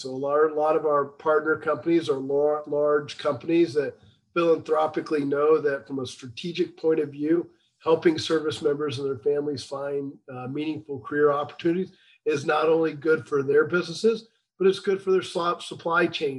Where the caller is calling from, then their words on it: McLean, Virginia, United States; So just outside of Washington, D.C. in McLean, Virginia.